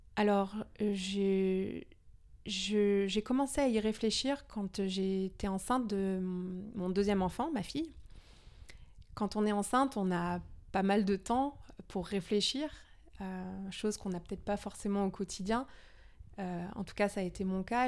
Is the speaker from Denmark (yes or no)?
yes; Denmark; moved away; je suis danoise à moitié. D'accord. Donc je suis née au Danemark